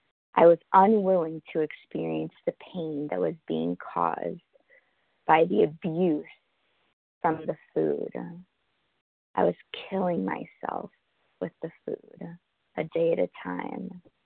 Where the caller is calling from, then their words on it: New York, United States; I'm calling from Manhattan.